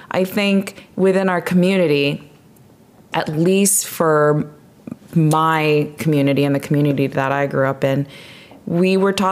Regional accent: District of Columbia, United States; also born or lived in Chicago; growing up in D- the DC area for me, very big metropolitan areas

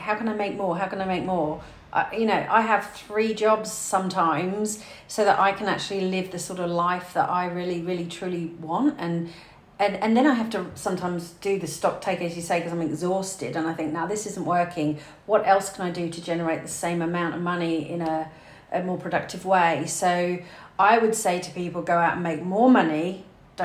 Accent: United Kingdom; I'm British

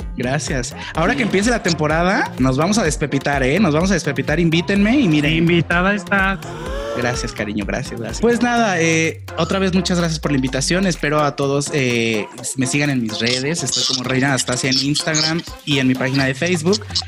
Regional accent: León, Guanajuato, Mexico; moved away as an adult; also born or lived in Mexico City; la primera vez que me fui de aquí de León a vivir a Ciudad de México

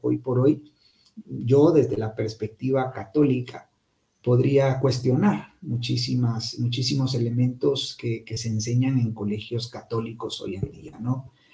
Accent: Guatemala; yo salí del Liceo Guatemala

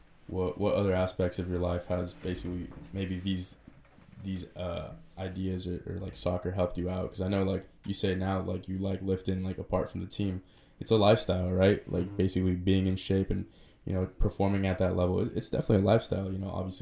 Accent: San Rafael, California, United States; also born or lived in Richmond, California; I grew up in Canal, so Marin, but then I actually moved to Richmond

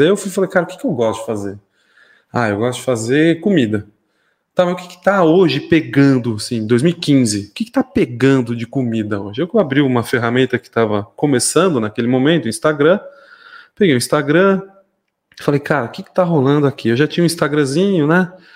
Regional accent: São Paulo, Brazil; moved away as an adult; now in Mairinque, Brazil; nascido, criado em São Paulo, é, ali no bairro da Lapa

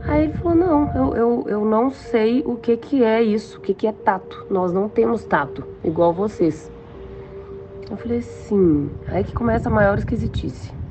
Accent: Belo Horizonte, Minas Gerais, Brazil; eu sou de Belo Horizonte, Minas Gerais.

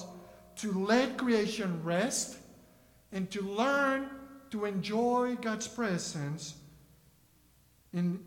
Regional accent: Mexico City, Mexico; first language Spanish; English is a second language; now in Kentucky, United States; Growing up in Mexico City

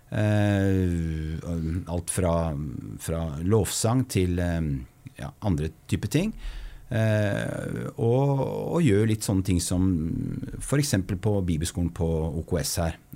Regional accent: Oslo, Norway; also born or lived in Fredrikstad; jeg vokste opp på østkanten i Oslo. Riktig. Drabantby.

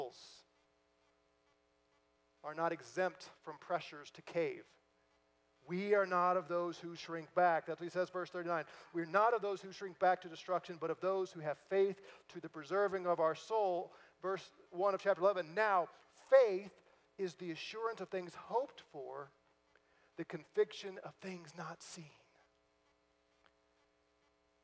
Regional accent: St. Louis, Missouri, United States; moved away; I'm from St. Louis originally

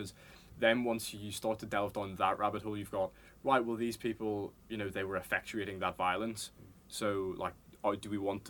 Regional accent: Craigavon, Northern Ireland, United Kingdom; moved away as an adult; now in London, United Kingdom; I'm from around the county of my area, more specifically Craigavon, and I'm a unionist.

